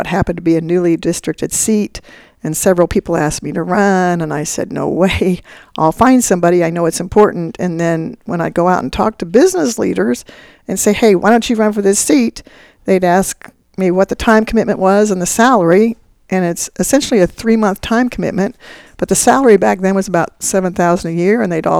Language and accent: English; Wichita, Kansas, United States; Mike Hayden was governor, and I was from Wichita